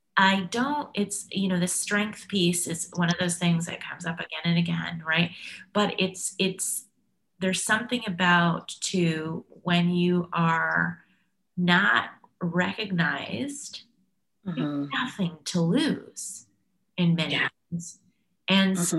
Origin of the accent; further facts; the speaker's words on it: Canada; being Canadian, I was I'm proud of my multiculturalism